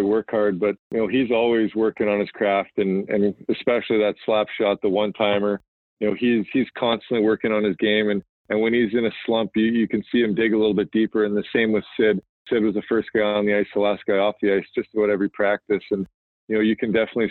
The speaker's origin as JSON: {"language": "English", "country": "Canada", "said": "as a Canadian"}